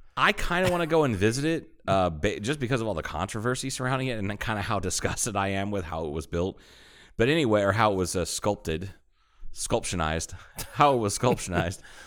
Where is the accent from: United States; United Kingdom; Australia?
United States; Ohio; I grew up in Ohio